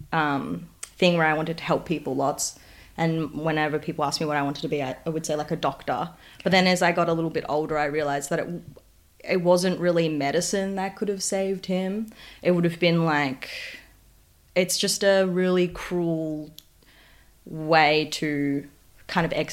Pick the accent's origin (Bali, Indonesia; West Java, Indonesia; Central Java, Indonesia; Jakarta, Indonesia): Bali, Indonesia; Sanur; moved away; So I grew up in Sanur, which is like in the southeast of Bali.